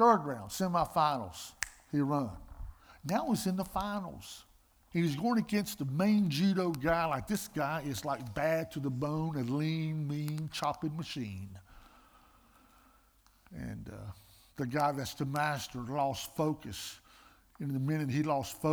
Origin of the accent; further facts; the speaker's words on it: Greensboro, North Carolina, United States; I'm from Greensboro, North Carolina